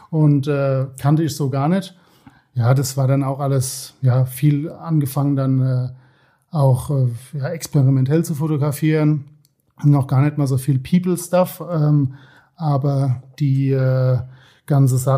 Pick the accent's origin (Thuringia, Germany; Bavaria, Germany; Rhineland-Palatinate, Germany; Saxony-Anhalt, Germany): Rhineland-Palatinate, Germany; Worms; born there; now in Osthofen, Germany; Ich bin gebürtig aus Worms, genau, wohne jetzt äh, seit uh, fast 20 Jahren in Osthofen.